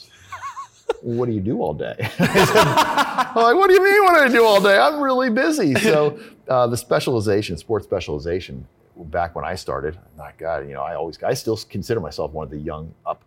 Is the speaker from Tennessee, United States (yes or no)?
no; State College, Pennsylvania, United States; moved away as an adult; also born or lived in Ithaca, New York; Growing up in State College, Pennsylvania